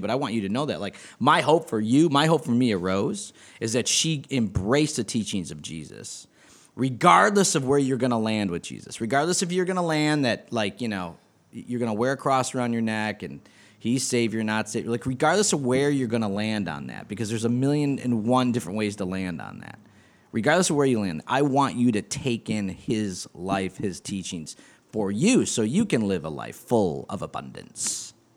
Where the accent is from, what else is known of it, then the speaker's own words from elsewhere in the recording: East Coast, United States; Irish from the East Coast